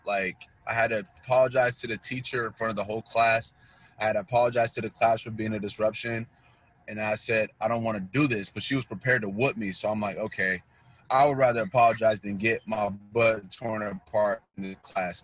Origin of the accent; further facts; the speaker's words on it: North Kansas City, Missouri, United States; also born or lived in Queens, New York; I was born in Queens, New York, and um, along in my life, I would say maybe after a year or so, we came to Kansas City, and I've been I spent most of my life in Can- in North Kansas City, Missouri